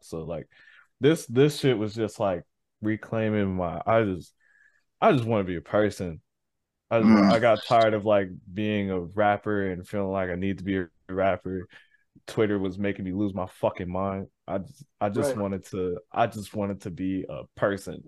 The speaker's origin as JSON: {"language": "English", "town": "Saint Paul", "region": "Minnesota", "country": "United States", "moved": "as an adult", "lives_now": "Minneapolis, United States", "said": "I'm from St. Paul, and I ended up moving to Minneapolis, and Minneapolis, Minnesota"}